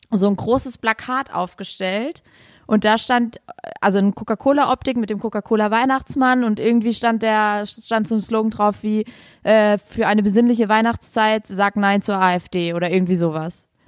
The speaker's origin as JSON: {"language": "German", "region": "Saarland", "country": "Germany", "said": "Das Knolle, heißt bei uns im Saarland Stubbi."}